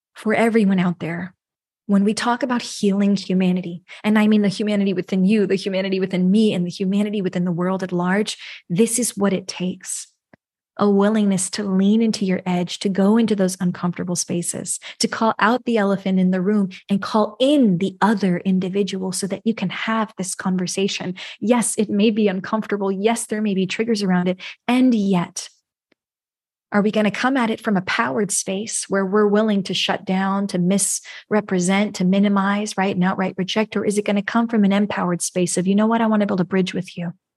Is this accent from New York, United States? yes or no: yes; New York, United States; I'm from the U S, I was born in New York.